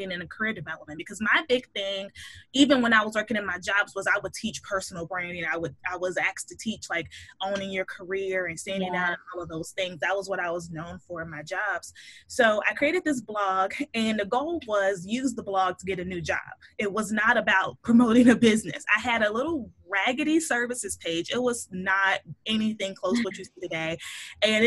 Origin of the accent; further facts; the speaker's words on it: Chicago, Illinois, United States; moved away as an adult; now in Pittsburgh, United States; I'm originally from Chicago. So that's where I was born and raised